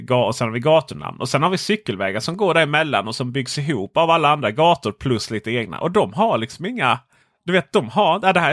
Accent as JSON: {"language": "Swedish", "town": "Stockholm", "region": "Stockholm County", "country": "Sweden", "said": "Som stockholmare var det alltid så man gjorde."}